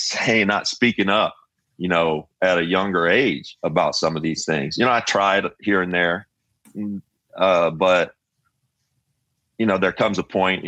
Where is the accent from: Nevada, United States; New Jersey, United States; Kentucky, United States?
Kentucky, United States; growing up in Kentucky.